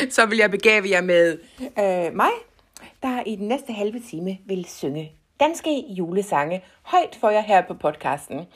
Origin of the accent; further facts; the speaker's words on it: Jutland, Denmark; Men jeg kalder det jo jetset fordi jeg er fra Jydelandet.